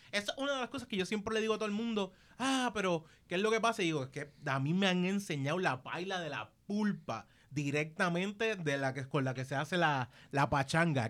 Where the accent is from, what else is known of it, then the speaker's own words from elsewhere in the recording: Caguas, Puerto Rico; soy de Caguas